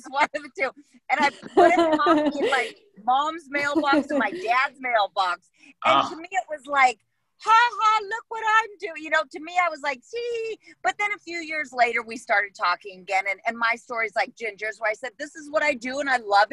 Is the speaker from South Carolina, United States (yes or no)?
no; Los Angeles, California, United States; Valley girl here in Los Angeles. I'm a born and bred Valley girl, second generation